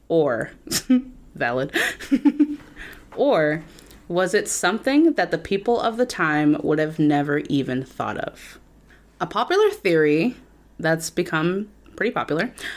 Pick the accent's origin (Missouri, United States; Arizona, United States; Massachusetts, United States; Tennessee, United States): Massachusetts, United States; Wareham; growing up in Wareham